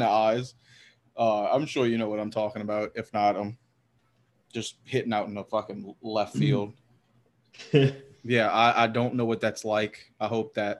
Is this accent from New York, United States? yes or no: no; Southeast Louisiana, United States; I'm from Southeast Louisiana